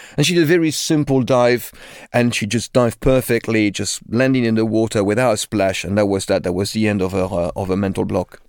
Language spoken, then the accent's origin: English; Limoges, Nouvelle-Aquitaine, France; English is a second language; moved away as an adult; now in London, United Kingdom; I grew up in a town called Limoges, which is in the center of France, about four hundred kilometers from Paris.